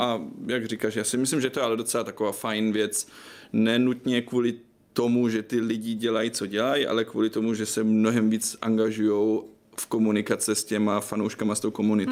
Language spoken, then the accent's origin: Czech; Germany; Czech is a second language; moved away as an adult; now in Prague, Czech Republic; já jsem teda Němec, co asi víte, já jsem studoval v Německu novinářinu